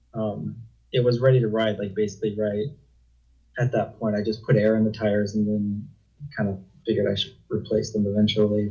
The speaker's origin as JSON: {"language": "English", "region": "Illinois", "country": "United States", "tie": "born or raised there", "also_born_or_lived": "Wyoming / Utah", "moved": "as an adult", "said": "I'm originally from Illinois. I lived in Illinois for about 18 years"}